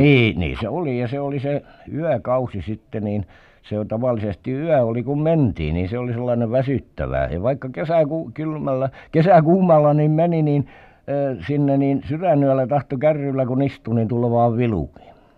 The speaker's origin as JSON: {"language": "Finnish", "region": "Southwest Finland", "country": "Finland", "tie": "born or raised there", "said": "Varsinais-Suomessa kotipuolessa"}